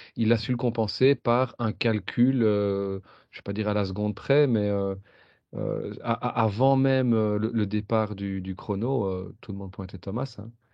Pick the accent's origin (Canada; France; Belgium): Belgium; quand on est belge